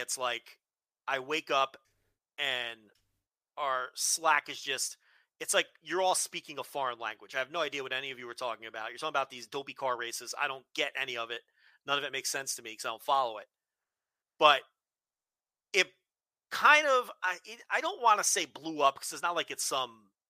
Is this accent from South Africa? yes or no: no; Northeast, United States; born or raised there